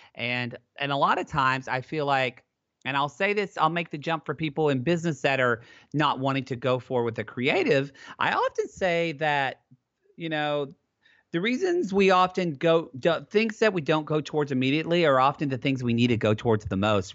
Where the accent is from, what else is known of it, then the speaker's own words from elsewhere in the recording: Southern Oklahoma, United States; now in California, United States; I grew up in Southern Oklahoma with a father who is a Southern Oklahoma plumber